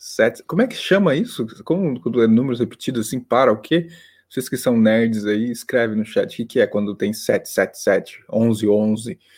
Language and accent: Portuguese; South Region, Brazil; Ó, Luiz, eu sou do Sul, mas prefiro me abster para evitar a babaquice.